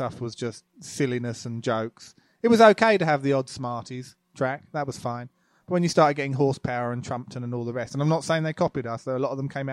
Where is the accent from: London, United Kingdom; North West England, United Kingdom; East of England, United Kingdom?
East of England, United Kingdom; Loughton; moved away; also born or lived in Epping; Loughton in Essex, I guess. I think I was born in Epping.